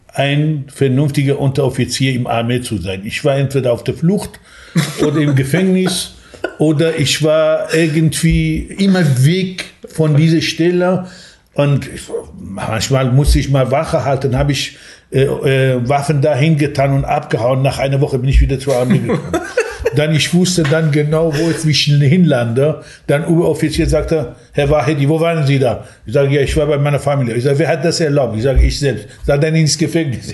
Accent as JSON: {"language": "German", "town": "Sanandaj", "region": "Kurdistan", "country": "Iran", "tie": "born or raised there", "second_language": "German", "moved": "as an adult", "lives_now": "Germany", "said": "ich bin als Kurde im Iran geboren und ähm, ich lebte in einer kleinen Stadt in Kurdistan, heißt Sanandaj und bin ganz normal aufgewachsen"}